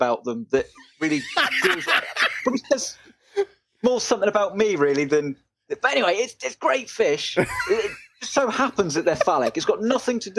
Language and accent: English; Salisbury, South West England, United Kingdom; Salisbury in Wiltshire, near where the that poisoning was, the cathedral